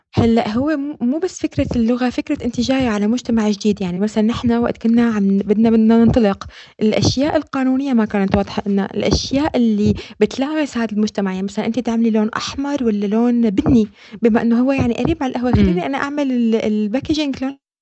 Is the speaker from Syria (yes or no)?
yes; Syria; moved away as an adult; now in Netherlands; نحن سوريين اجينا